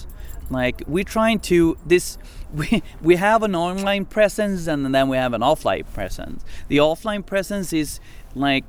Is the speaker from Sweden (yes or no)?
yes; Umeå, Västerbotten County, Sweden; Umeå, where I'm from, my hometown.